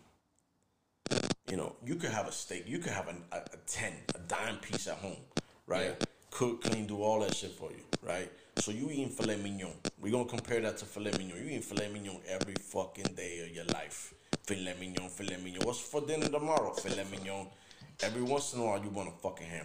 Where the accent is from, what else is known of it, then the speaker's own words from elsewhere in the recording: Miami, Florida, United States; I'm from Miami